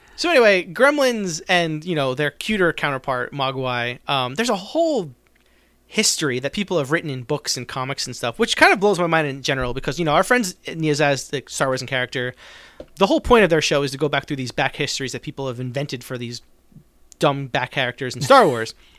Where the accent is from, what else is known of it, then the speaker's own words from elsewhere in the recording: New Jersey, United States; I grew up in South Jersey